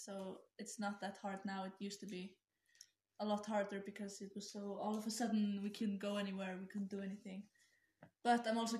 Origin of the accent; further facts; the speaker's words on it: Iceland; I'm also from Iceland.